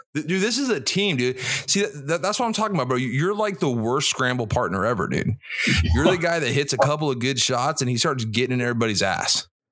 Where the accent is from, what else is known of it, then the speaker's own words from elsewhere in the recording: Jacksonville, Florida, United States; Jacksonville, Florida, my hometown